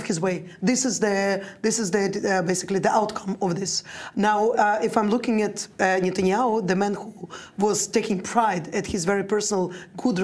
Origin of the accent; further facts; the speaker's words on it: Russia; now in Israel; I was born in Russia, but I came 32 years ago.